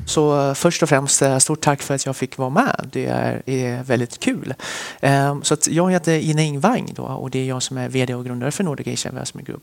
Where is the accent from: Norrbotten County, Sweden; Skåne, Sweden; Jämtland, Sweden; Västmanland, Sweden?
Västmanland, Sweden; Västerås; also born or lived in Sichuan, China; now in Stockholm, Sweden; vi flyttade till Sverige när jag var cirka sju år. Och sen dess så är jag vuxen i Västerås